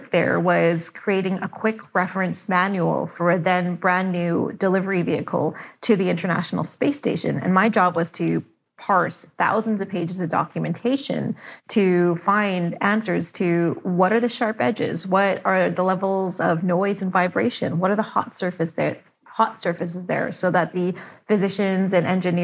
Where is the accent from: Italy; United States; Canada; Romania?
Canada; I'm Canadian